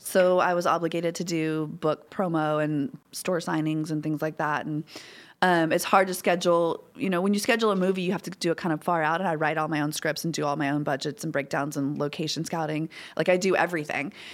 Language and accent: English; Baton Rouge, Louisiana, United States; I'm from Baton Rouge. I'm from Louisiana. Born and raised.